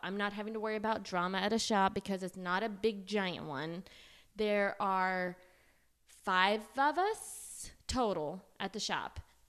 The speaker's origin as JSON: {"language": "English", "region": "Oklahoma", "country": "United States", "said": "I'm from Oklahoma and I do hair."}